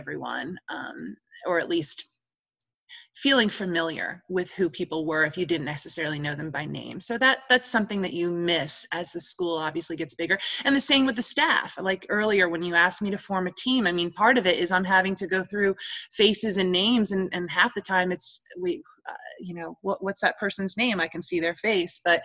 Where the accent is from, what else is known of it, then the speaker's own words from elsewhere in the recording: New York, United States; now in Holly Springs, United States; growing up in New York